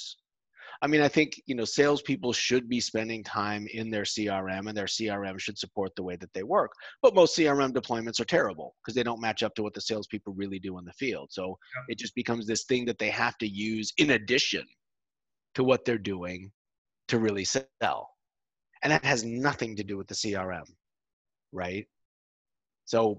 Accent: United States; moved away as an adult; now in Europe; I'm an American. People listening can probably tell that. I moved to Europe 14 years ago

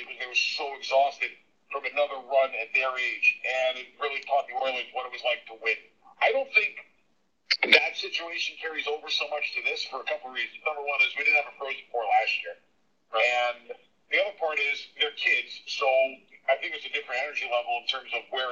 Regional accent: Long Island, New York, United States; I grew up around Long Island

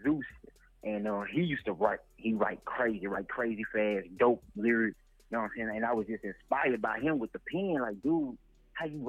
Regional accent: Gulfport, Mississippi, United States; born and raised in Gulfport all 26 years of my life

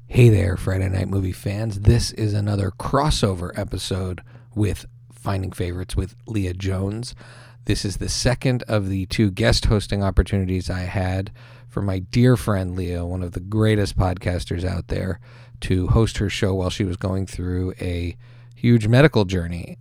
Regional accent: Montreal, Quebec, Canada; also born or lived in United States; I'm American by birth, but I was raised in Montreal

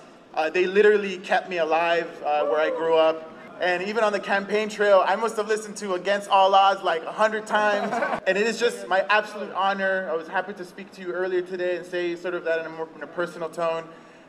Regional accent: Los Angeles, California, United States; I grew up in South Central in Watts. I moved to this side of town a few years ago

